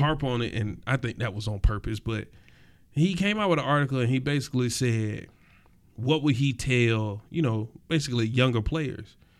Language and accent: English; East Point, Georgia, United States; where I was raised in East Point